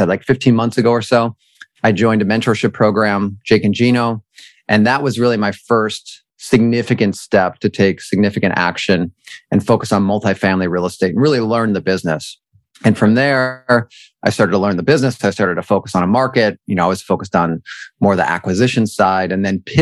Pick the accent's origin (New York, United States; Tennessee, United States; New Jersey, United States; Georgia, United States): New York, United States; Buffalo; moved away as an adult; I grew up in Buffalo, New York, and then moved to New York City to pursue a career as an actor when I graduated from college